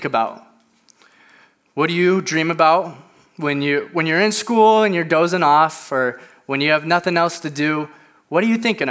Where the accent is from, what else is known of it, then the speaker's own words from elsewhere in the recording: Indiana, United States; moved away as an adult; now in Lake Forest, United States; I'm originally from Indiana.